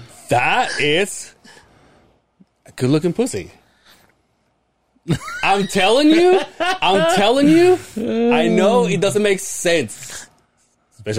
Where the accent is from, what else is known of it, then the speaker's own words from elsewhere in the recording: Mexico; moved away; And I said, Mexico.